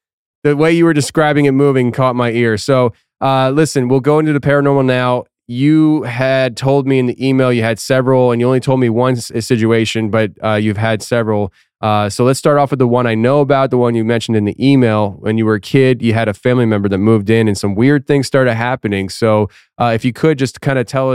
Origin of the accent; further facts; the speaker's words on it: Philadelphia, Pennsylvania, United States; I'm from Philly